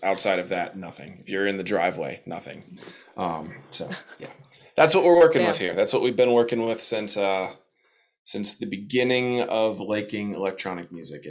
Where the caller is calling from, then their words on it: Ohio, United States; So I'm in Ohio, kind of outside of Cleveland.